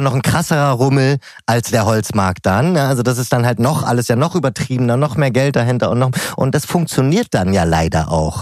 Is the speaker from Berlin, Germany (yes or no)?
yes; Berlin, Germany; als Berliner